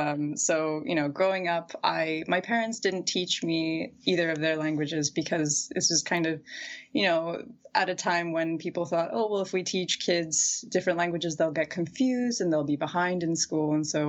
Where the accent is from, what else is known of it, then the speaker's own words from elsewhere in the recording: Dallas, Texas, United States; first language English; I was born and raised in Dallas, Texas, unfortunately.